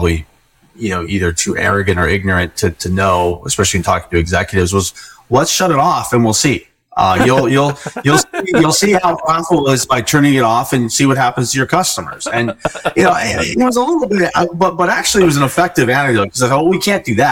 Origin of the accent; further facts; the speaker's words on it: Colorado, United States; moved away; I was born and raised in Colorado and have moved all over the country